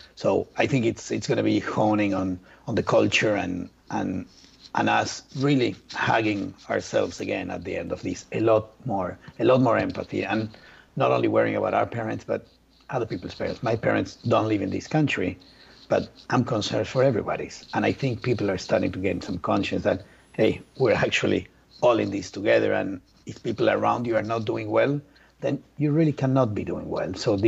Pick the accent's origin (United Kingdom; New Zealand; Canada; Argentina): Argentina; English is a second language; I'm from Argentina.